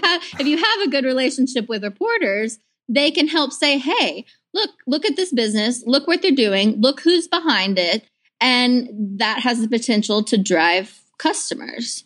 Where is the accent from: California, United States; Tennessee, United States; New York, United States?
Tennessee, United States; Clarksville; moved away as an adult; now in Chattanooga, United States; I'm originally from Middle Tennessee, Clarksville